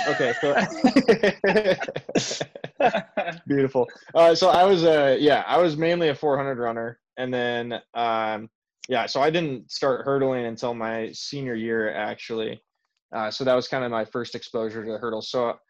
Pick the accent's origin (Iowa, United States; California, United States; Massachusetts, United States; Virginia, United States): Iowa, United States; Northwest; I grew up in Northwest Iowa, so like 2 hours north where Derek was.